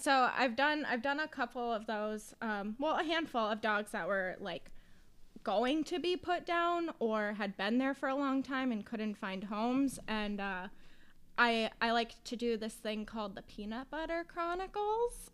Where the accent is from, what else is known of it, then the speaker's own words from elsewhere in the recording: Western Massachusetts, United States; I'm from Western Mass